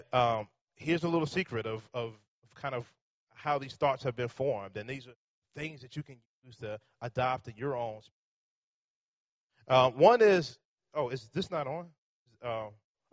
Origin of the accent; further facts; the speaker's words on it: Richmond, Virginia, United States; I live in Richmond, but I have been born and raised in Richmond.